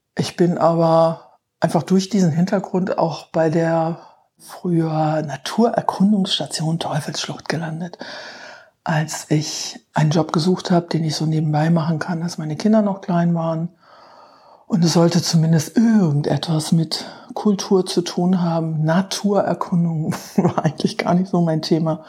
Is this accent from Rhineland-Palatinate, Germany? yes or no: yes; Irrel, Rhineland-Palatinate, Germany; moved away as an adult; Ich stamme aus Irre, also hier aus der Südeifel, war zwar eine ganze Zeit fern von der Eifel, aber bin wieder